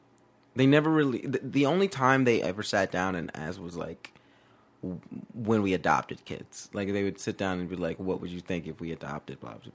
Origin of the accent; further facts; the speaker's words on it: Georgia, United States; I mean, like, it wasn't one of those things where it's just like, oh, we're from Georgia, you know, we don't know about the big city.